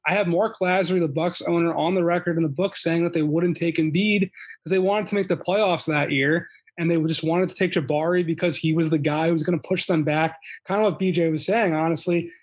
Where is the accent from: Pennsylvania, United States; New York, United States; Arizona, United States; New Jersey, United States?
Pennsylvania, United States; Philadelphia; moved away; I'm from Philly originally